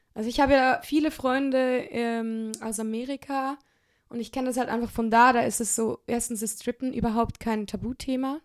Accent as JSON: {"language": "German", "country": "Switzerland", "tie": "born or raised there", "said": "ich bin in der Schweiz aufgewachsen"}